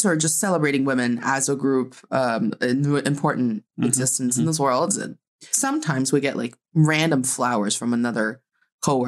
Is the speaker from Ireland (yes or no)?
no; Northeast China, China; I am proudly from the northeast part of China